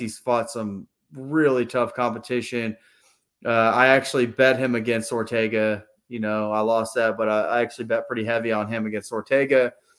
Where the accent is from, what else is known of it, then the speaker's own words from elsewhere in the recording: Pennsylvania, United States; moved away; also born or lived in Texas; I grew up in Pennsylvania before we moved to Texas.